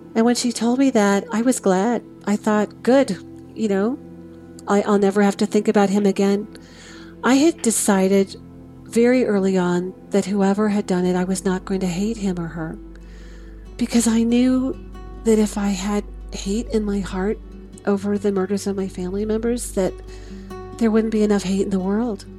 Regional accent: Oklahoma City, Oklahoma, United States; now in Chicago, United States; I grew up in Oklahoma City with a mom and a dad and two sisters

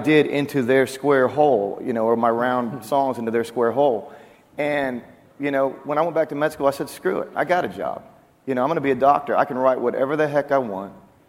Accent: Oklahoma, United States; moved away as an adult; also born or lived in Waco, Texas; I'm from Oklahoma, as is Ryan and Randy Grimmett.

